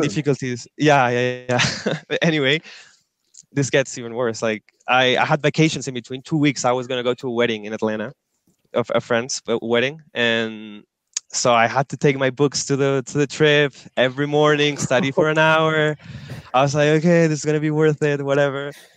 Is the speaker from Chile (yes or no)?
yes; Antofagasta, Chile; moved away as an adult; now in Santiago, Chile; I'm originally from the north of Chile. I live there, a city called Antofagasta. Uh, I lived there all through high school, and then I moved to Santiago.